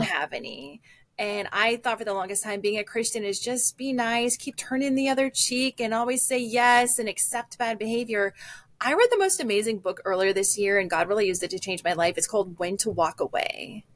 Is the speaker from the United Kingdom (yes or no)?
no; Midwest, United States; also born or lived in Texas; now in Minnesota, United States; I'm from the Midwest